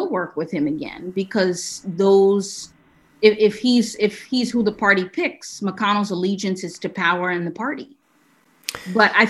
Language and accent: English; New York City, New York, United States; moved away as an adult; also born or lived in Vermont; now in Washington, D.C., United States; I grew up in New York City on the Upper West Side of Manhattan